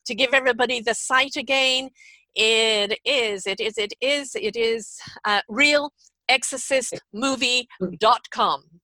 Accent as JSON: {"language": "English", "region": "England", "country": "United Kingdom", "said": "I'm English"}